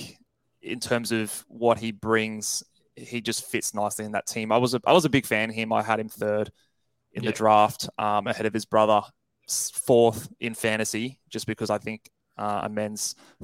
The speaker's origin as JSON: {"language": "English", "country": "Australia", "said": "As an Australian, obviously we're both Aussies here"}